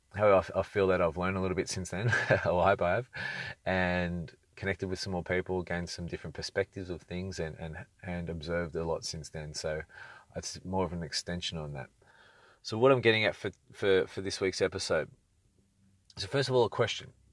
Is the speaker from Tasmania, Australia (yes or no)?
no; Sydney, New South Wales, Australia; moved away as an adult; now in Brisbane, Australia; Sydney's great. It was my, it was where I learned a lot, learned a lot of lessons growing up and connected with, with all my people